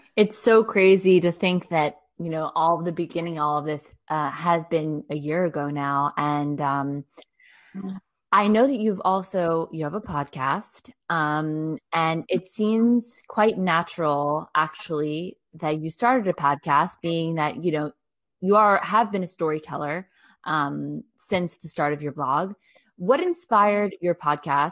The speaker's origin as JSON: {"language": "English", "country": "United States", "moved": "yes", "lives_now": "France", "said": "i'm American"}